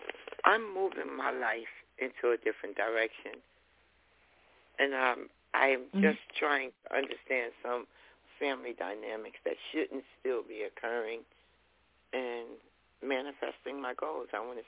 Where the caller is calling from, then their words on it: New Jersey, United States; And I'm calling from New Jersey.